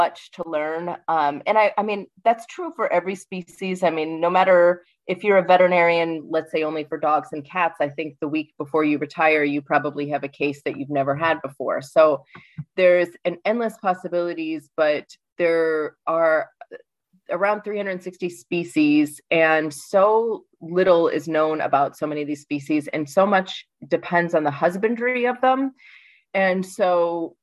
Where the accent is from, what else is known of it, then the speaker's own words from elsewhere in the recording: Rhode Island, United States; moved away as an adult; also born or lived in Colorado; now in Graz, Austria; I'm an American. I was originally born in Rhode Island